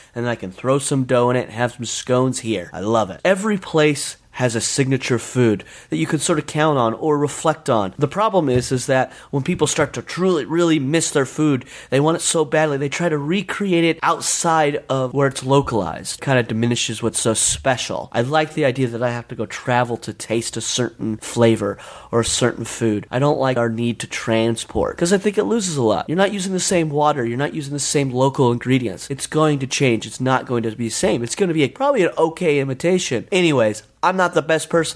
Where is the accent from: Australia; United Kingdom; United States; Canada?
United States; Sandy, Utah; my hometown, Sandy, Utah